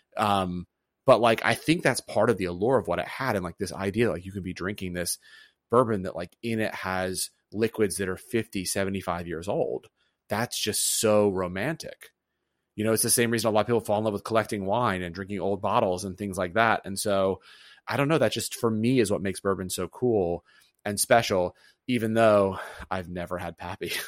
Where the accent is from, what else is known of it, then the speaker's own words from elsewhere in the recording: the South, United States; moved away; growing up in the South.